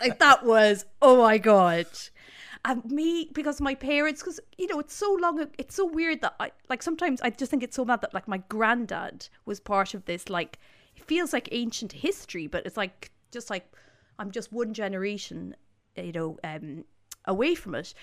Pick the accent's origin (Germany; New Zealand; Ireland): Ireland